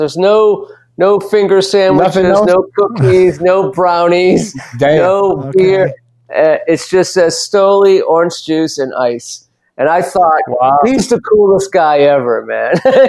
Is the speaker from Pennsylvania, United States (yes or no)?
no; Los Angeles, California, United States; I'm from Los Angeles